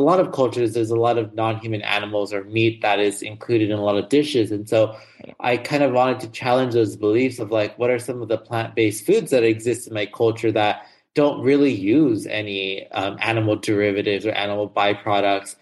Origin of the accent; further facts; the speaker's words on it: Los Angeles, California, United States; I grew up in Los Angeles, California. So I am a SoCal person